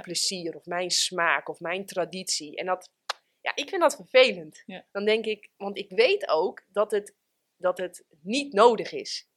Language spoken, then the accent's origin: Dutch; Friesland, Netherlands; Ik ben geboren in Friesland